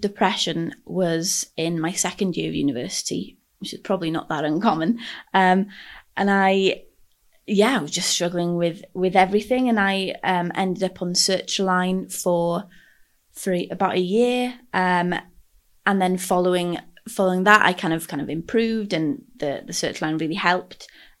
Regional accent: Anglesey, Wales, United Kingdom; moved away as an adult; now in Cardiff, United Kingdom; I am from Ynysmon, Anglesey, up in North Wales, and I moved down to Cardiff for university back in 2016 now

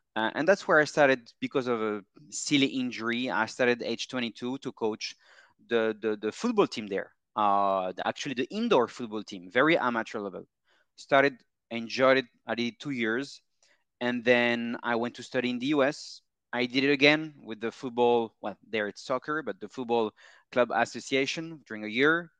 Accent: Paris, Île-de-France, France; moved away as an adult; I'm from Paris, born and raised

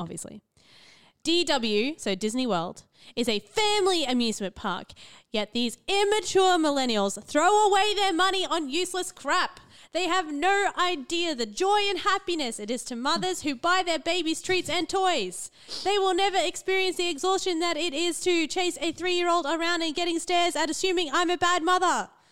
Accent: central Queensland, Australia; I grew up in the central Queensland

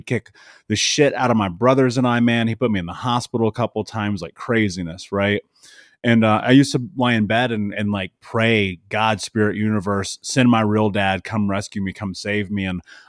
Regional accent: Indianapolis, Indiana, United States; So I grew up in Indianapolis. I grew up in the middle of America.

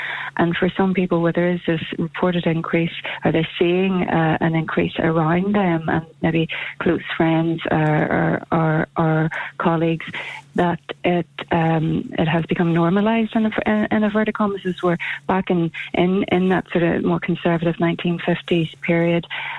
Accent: Scotland, United Kingdom; when I was growing up in Uri and as a teenager in my 20s

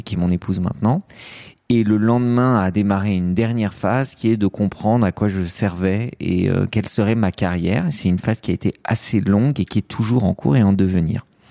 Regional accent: France; also born or lived in Lebanon; Je suis né au Liban, mais euh, je suis arrivé en France très très vite

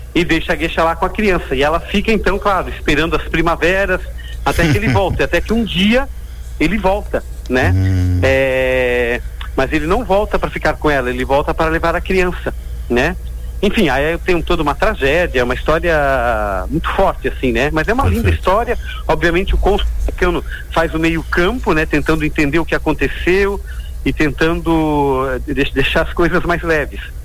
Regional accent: Joinville, Santa Catarina, Brazil; dois joinvilenses, uh, que somos, né, da Casa da Cultura

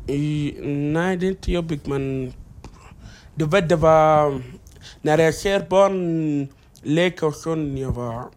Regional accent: Egypt; Swedish is a second language; moved away as an adult; also born or lived in South Sudan; now in Sweden; jag är uppvuxen i Egypten. Det är därför jag kan arabiska

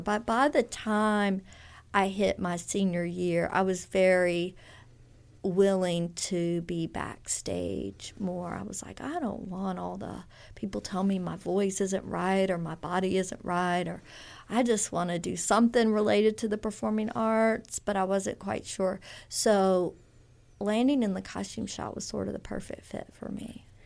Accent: Baton Rouge, Louisiana, United States; moved away as an adult; also born or lived in Texas; now in Oxford, United States; I really grew up in Louisiana in the Baton Rouge area

